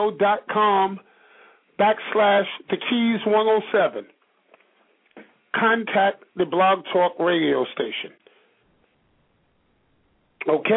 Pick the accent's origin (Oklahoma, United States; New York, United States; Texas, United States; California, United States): New York, United States; New York City; also born or lived in Bishopville, South Carolina; I'm from Brooklyn, New York. Although I spent time growing up in Bishopville, South Carolina